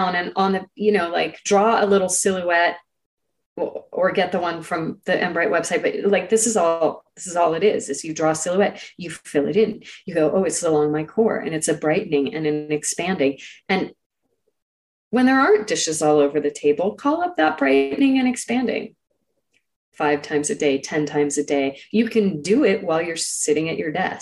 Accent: Silicon Valley, California, United States; I grew up in Silicon Valley

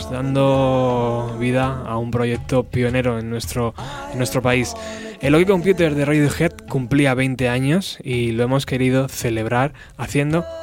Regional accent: Spain; Ahora como buenos españoles, ¿qué toca?

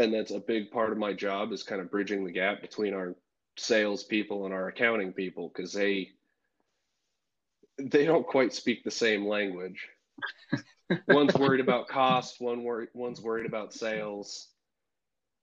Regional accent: California, United States; accent: Southern; moved away as an adult; also born or lived in Montana; I'm from California originally. I moved up to Montana

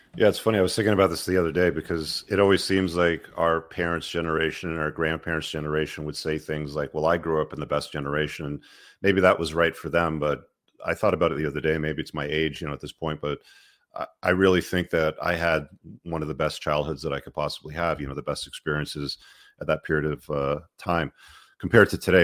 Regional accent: Toronto, Ontario, Canada; also born or lived in Luton, England; I live in Canada, I live in Toronto. It's, you know, it's been my home for most of my life

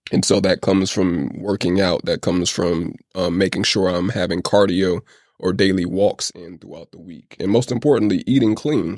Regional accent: United States; also born or lived in Oakland / Atlanta; I never grew up in the Caribbean. I grew up in the States

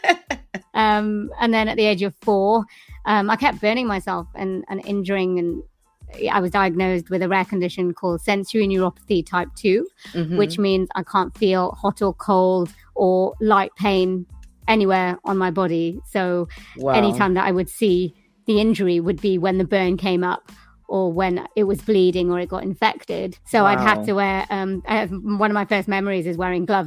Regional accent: Swansea, Wales, United Kingdom; born or raised there

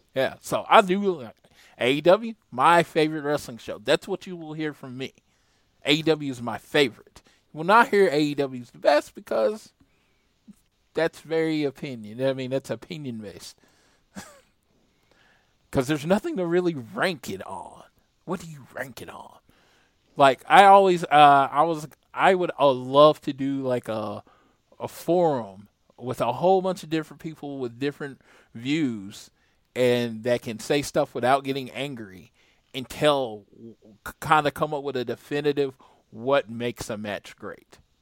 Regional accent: United States; I'm American

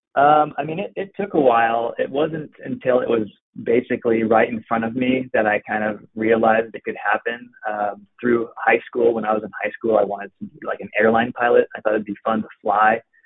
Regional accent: Pacific Northwest, Oregon, United States; pretty much born and raised in the Pacific Northwest

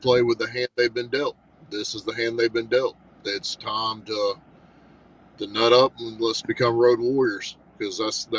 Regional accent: Panama City, Florida, United States; He's right here from my hometown in Panama.

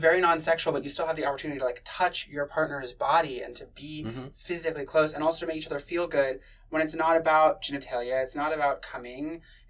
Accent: Kentucky, United States; I'm from Kentucky.

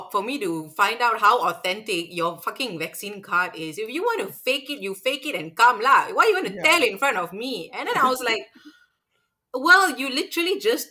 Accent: Malaysia; now in Singapore; I'm from Malaysia.

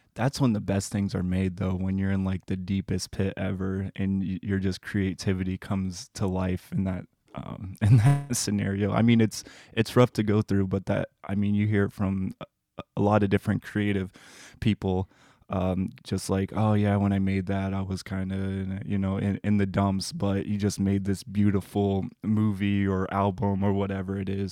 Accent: Indiana, United States; I'm a Midwesterner. I'm from Indiana, so I'm not by oceans at all

